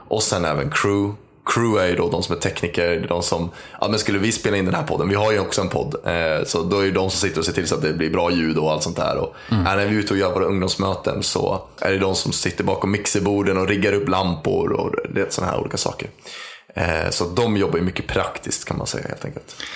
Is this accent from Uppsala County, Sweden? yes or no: yes; Uppsala, Uppsala County, Sweden; är född och uppvuxen i Uppsala